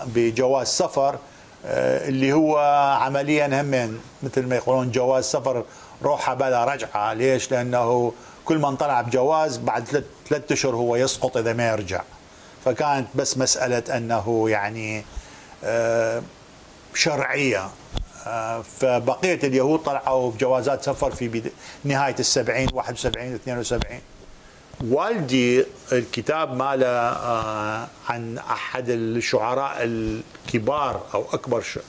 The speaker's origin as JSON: {"language": "Arabic", "town": "Baghdad", "region": "Baghdad Governorate", "country": "Iraq", "tie": "born or raised there", "also_born_or_lived": "England", "moved": "as an adult", "lives_now": "Israel", "said": "انا عشت انولدت بالعراق ب 1949 وعشت في العراق الى 1972"}